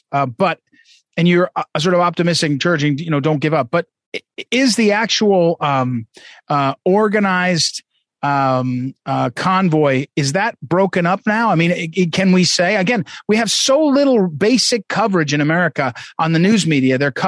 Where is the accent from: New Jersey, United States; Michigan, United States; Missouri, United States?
Missouri, United States; I'm from Missouri